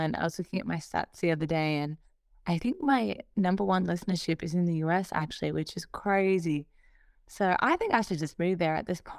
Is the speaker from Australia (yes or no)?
yes; Australia; especially as an Australian artist, is just being so disconnected from the rest of the scene. And I feel like I need to just scream, like, I'm over here, like, look at Australia, look at what we're doing.